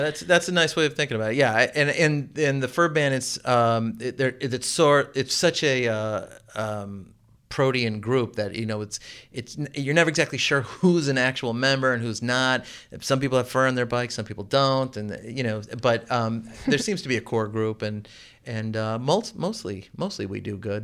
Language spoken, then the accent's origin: English; Chicago, Illinois, United States; also born or lived in Baltimore; now in Oregon, Illinois, United States; I grew up in the suburbs of Chicago. I was born in Chicago and I lived in Baltimore.